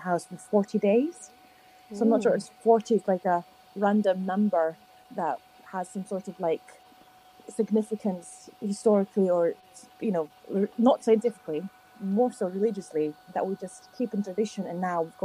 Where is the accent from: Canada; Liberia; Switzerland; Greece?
Greece; I am the Greek of the podcast